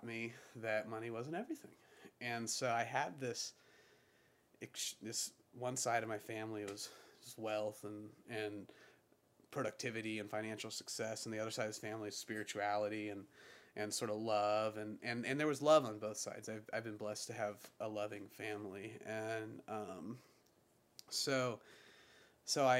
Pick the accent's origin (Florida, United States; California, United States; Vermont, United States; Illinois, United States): Florida, United States; Pensacola; I'm from Pensacola